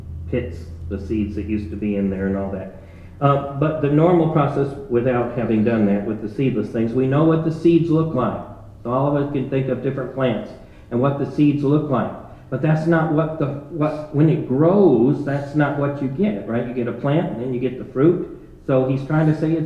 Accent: Ohio, United States; growing up in Ohio, the growing season wasn't long enough to get a watermelon

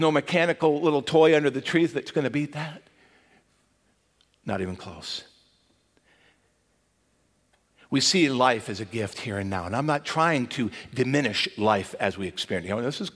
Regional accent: Michigan, United States; growing up in Michigan, you might get some outdoor toys that you couldn't enjoy until the spring.

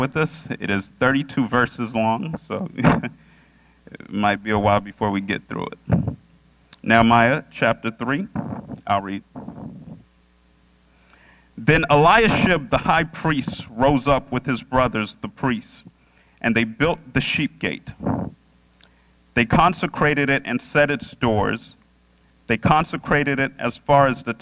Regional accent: Orlando, Florida, United States; also born or lived in Boca Raton; Orlando, which is my hometown

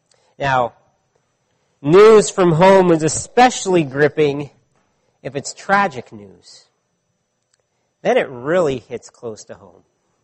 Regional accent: California, United States; now in Ottawa, Canada; I grew up when I was a child in California, and I still have many friends and family that live there.

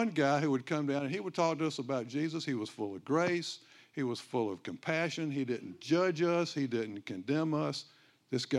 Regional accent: Myrtle Beach, South Carolina, United States; now in Greenville, United States; I grew up in Myrtle Beach. My roots go way down in this sand.

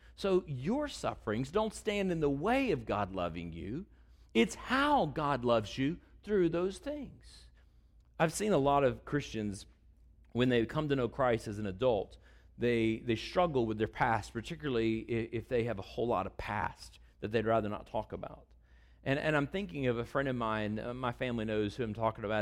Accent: Texas, United States; I'm from Texas

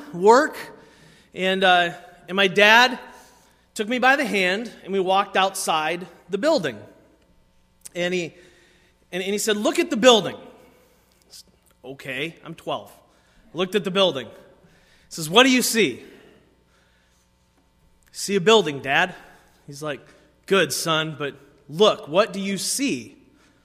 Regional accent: Waterford, Michigan, United States; I grew up in Waterford, Michigan, not super far from here

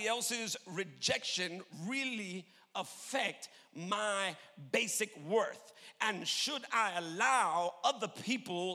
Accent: New York, United States; moved away; I'm from New York originally.

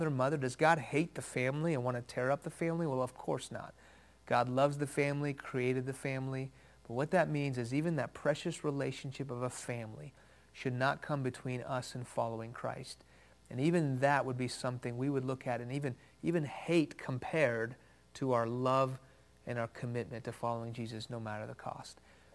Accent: Houston, Texas, United States; first language Farsi; English is a second language; also born or lived in Iran; I was born in Houston. When I was 2 years old, my family moved to Iran, where my parents are from. When I was 6 years old, the Islamic Revolution of the late 70s hit that country. We moved back to Houston

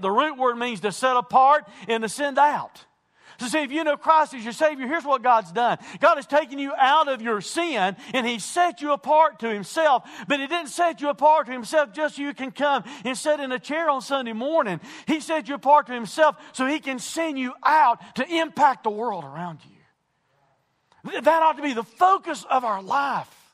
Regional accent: United States

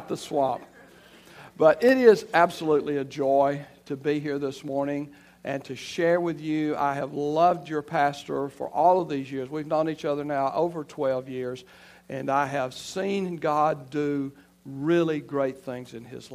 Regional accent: Elba, Alabama, United States; moved away as an adult; also born or lived in Florida; I'm from Elba, Alabama, and I grew up in Alabama

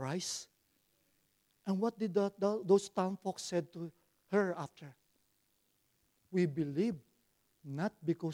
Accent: Philippines; English is a second language; now in Australia; I'm a Filipino

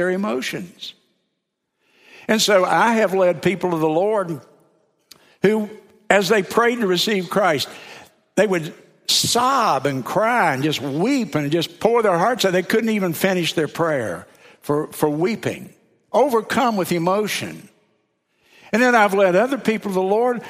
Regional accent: South Carolina, United States; I'm from South Carolina

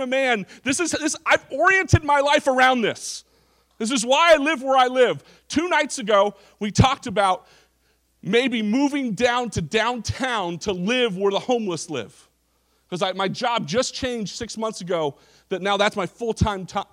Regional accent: Orange County, California, United States; I grew up in Orange County, California.

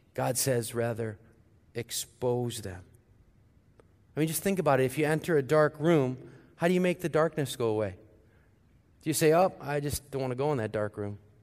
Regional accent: St. Louis, Missouri, United States; moved away; my hometown, Saint Louis

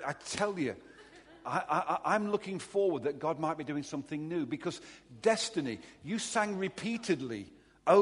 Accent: Derby, East Midlands, United Kingdom; I'm a Derby boy. I was born in Derby almost

